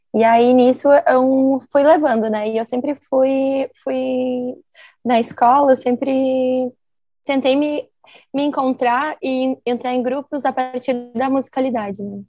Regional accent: Santa Maria, Rio Grande do Sul, Brazil; now in Porto Alegre, Brazil; Sou natural de Santa Maria, do Rio Grande do Sul

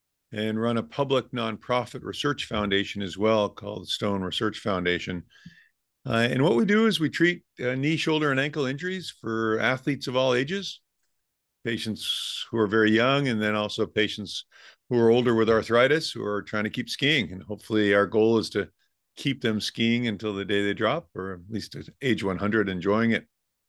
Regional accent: Rhode Island, United States; now in California, United States; I grew up in Rhode Island, so we would always go up to New England and ski.

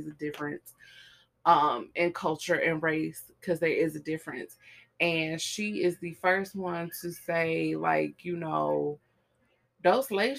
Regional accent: Chicago, Illinois, United States; I'm from Chicago

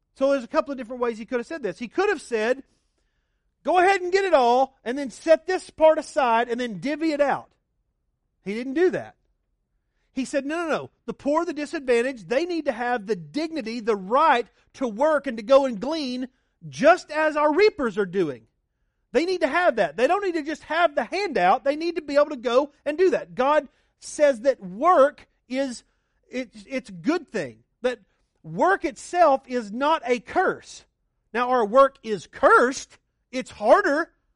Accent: Oklahoma, United States; now in Arizona, United States; I grew up in Oklahoma where it's just chain link

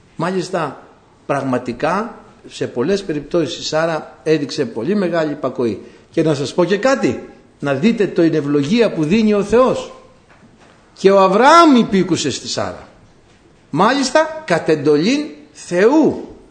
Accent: Greece; κατάγομαι από ένα χωριό που έχει βγάλει την πρώτη γυναίκα κοινοτάρχη στην Ελλάδα

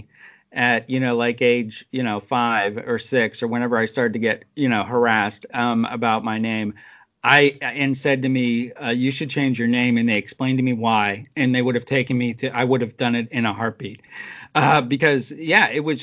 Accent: New Jersey, United States; I was born in New Jersey

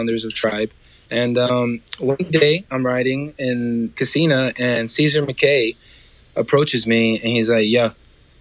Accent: New York City, New York, United States; I was born in El Barrio, New York, which is Spanish Harlem

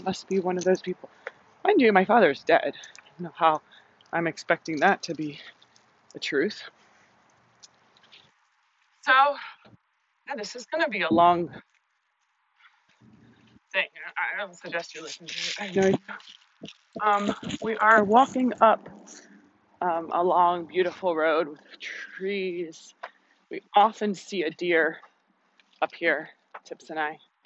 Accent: Miami, Florida, United States; I was born in Miami, so I have been nurtured with the Caribbean cultures

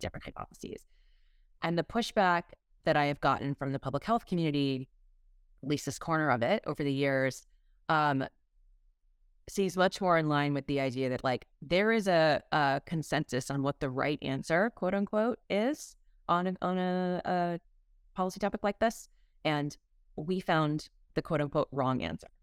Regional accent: Massachusetts, United States; now in Texas, United States; grew up in Massachusetts and have slowly been moving farther south

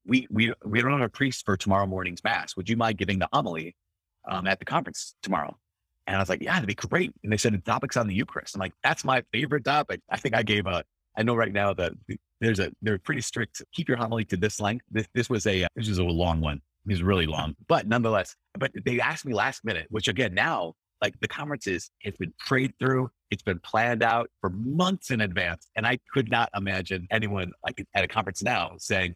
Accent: Brainerd, Minnesota, United States; my hometown is Brainerd, Minnesota

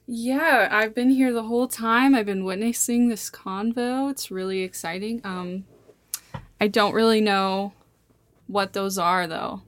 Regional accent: Montana, United States; I've lived here my whole, my whole life.

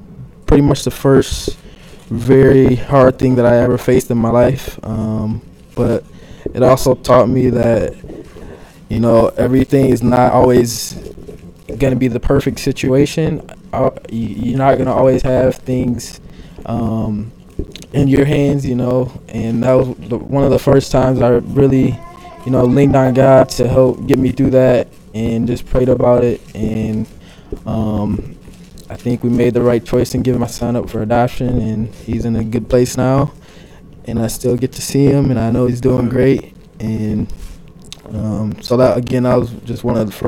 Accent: Grand Rapids, Michigan, United States; I grew up in Grand Rapids. Always lived downtown Grand Rapids

